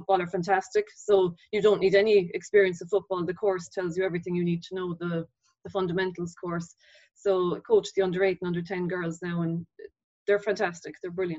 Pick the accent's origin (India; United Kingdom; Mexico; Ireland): Ireland; Carrigaline, Munster; also born or lived in Crossavon; Between Carrigaline and Crossavon in Cork. Went to Crossavon school.